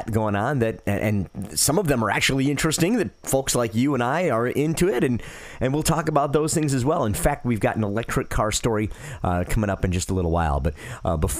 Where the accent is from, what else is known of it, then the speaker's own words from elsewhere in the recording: Detroit, Michigan, United States; I grew up in Detroit, so I watched the Detroit Tigers.